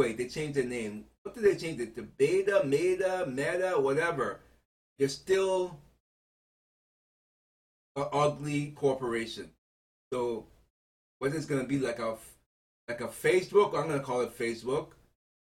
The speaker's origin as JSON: {"language": "English", "country": "United States", "said": "I am an American citizen"}